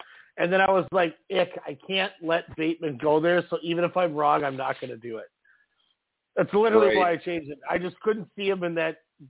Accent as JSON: {"language": "English", "region": "Minnesota", "country": "United States", "said": "we're from Minnesota"}